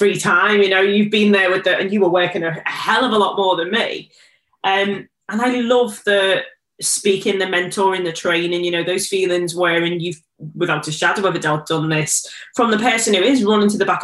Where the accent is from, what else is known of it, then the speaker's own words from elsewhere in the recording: Liverpool, North West England, United Kingdom; I am from Liverpool. I do have an accent. It's quite thick